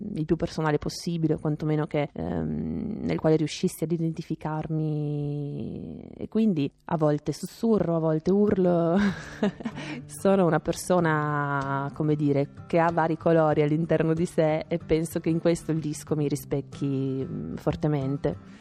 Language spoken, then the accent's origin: Italian; Trieste, Friuli-Venezia Giulia, Italy; moved away as an adult; now in Rome, Italy; io sono di Trieste, quindi mi sono trasferita a Roma